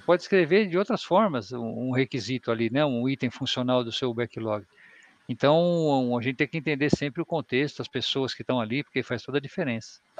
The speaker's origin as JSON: {"language": "Portuguese", "region": "São Paulo", "country": "Brazil", "said": "eu sou de São Paulo"}